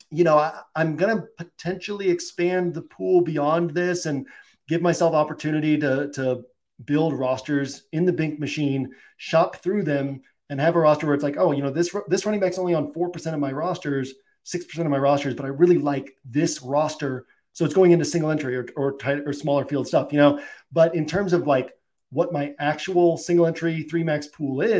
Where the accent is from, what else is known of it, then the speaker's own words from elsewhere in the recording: Massachusetts, United States; I grew up in Massachusetts